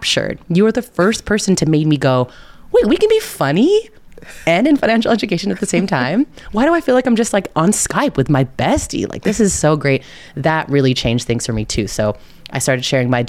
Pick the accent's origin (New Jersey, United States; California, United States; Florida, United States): California, United States; California Bay Area, United States; I am from the California Bay Area. I will say hella at every opportunity.